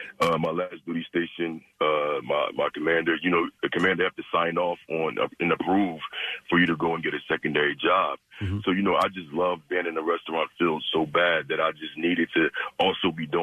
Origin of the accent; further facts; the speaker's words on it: Philadelphia, Pennsylvania, United States; now in Drexel Hill, United States; I grew up in Huntington Park, North Philly section of Philadelphia. And now I live in Drexel Hill.